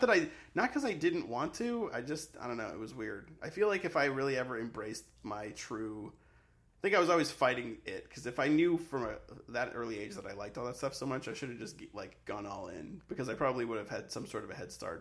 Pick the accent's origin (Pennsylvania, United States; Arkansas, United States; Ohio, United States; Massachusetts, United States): Massachusetts, United States; Sharon; growing up in Sharon was uh, sort of idyllic and sort of boring